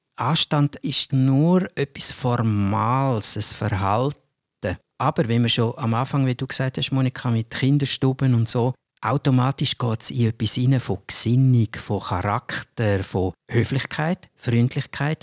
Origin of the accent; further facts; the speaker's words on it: Switzerland; als Schweizer